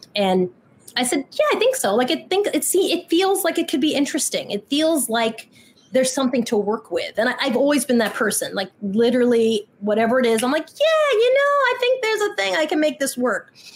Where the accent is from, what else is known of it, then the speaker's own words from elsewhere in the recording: Long Island, New York, United States; I grew up in Long Island